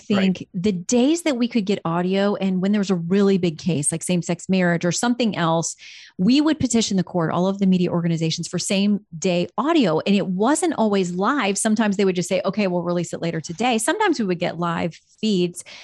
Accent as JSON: {"language": "English", "town": "Fort Lauderdale", "region": "Florida", "country": "United States", "tie": "born or raised there", "also_born_or_lived": "Tallahassee, Florida", "moved": "as an adult", "said": "I'd spent my whole childhood growing up in South Florida around the Fort Lauderdale area"}